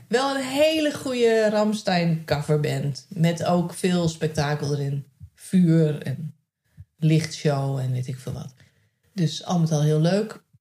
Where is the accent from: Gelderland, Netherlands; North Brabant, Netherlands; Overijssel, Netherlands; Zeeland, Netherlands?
Gelderland, Netherlands; Nijkerk; moved away; wij uit Nijkerk zijn weggegaan